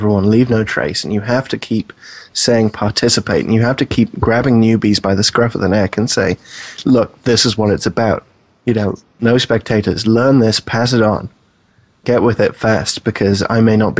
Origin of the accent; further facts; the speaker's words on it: United Kingdom; moved away as an adult; also born or lived in New York; now in United States; you can probably tell from my accent, I'm not from the U.S. to begin